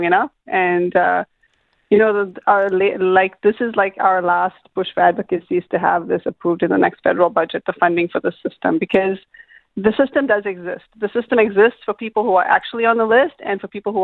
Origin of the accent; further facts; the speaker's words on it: Canada; as Canadian citizens